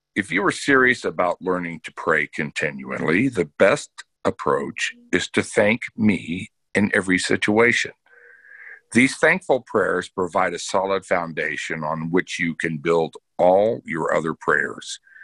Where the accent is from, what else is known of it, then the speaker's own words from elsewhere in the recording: Bellaire, Texas, United States; I grew up in Texas, a Southern Baptist